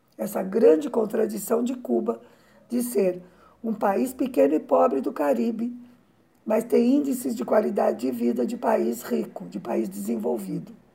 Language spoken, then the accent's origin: Portuguese; Brazil; como brasileira